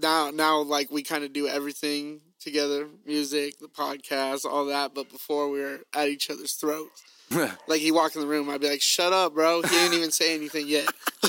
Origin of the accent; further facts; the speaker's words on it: Arizona, United States; I was born and raised in Arizona.